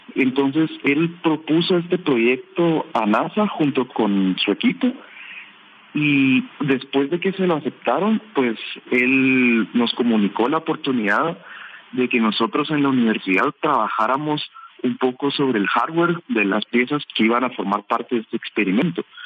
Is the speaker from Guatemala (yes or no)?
yes; Guatemala; nosotros siendo jóvenes guatemaltecos